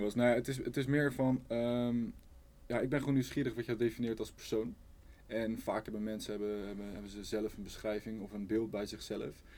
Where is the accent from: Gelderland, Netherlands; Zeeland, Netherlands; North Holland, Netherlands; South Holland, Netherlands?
South Holland, Netherlands; Rotterdam; Ik ben opgegroeid in Zuid